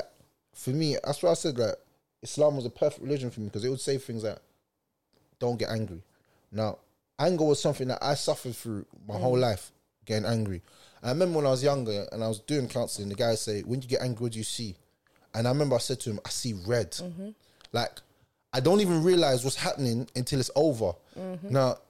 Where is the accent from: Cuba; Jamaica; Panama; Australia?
Jamaica; So things that I'll say to you will burn your skin because I'm Jamaican and I've got that fire in my belly